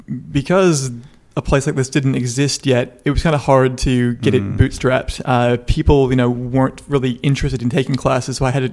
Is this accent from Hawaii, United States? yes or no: no; Los Angeles, California, United States; now in Melbourne, Australia; I came from Los Angeles, where okay. improv theatres and comedy theatres are like a really big, like well-known thing.